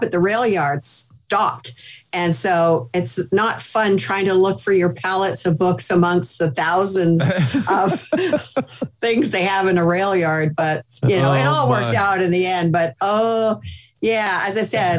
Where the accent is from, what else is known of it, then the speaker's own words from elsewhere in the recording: Canada; moved away as an adult; now in United States; Being Canadian